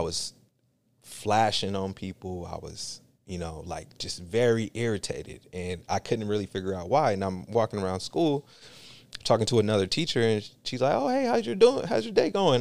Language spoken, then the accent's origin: English; Union City, California, United States; also born or lived in San Francisco; my environment growing up in Union City